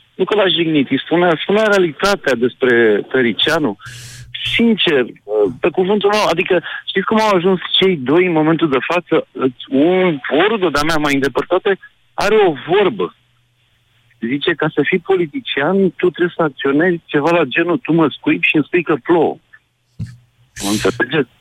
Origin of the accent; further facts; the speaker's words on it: Teleorman County, Romania; sunt din Telorman